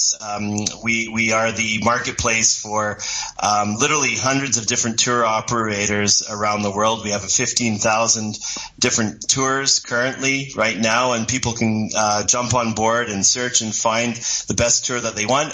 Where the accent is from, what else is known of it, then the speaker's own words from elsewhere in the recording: Quebec, Canada; moved away as an adult; now in Toronto, Canada; I'm actually a Quebecer, but I've lived in Toronto probably, I would say, over 20 years, so I'm more English than French now